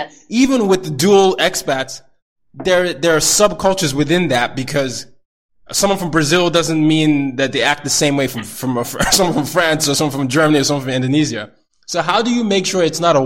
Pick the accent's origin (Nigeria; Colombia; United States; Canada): Nigeria; moved away; I'm the Nigerian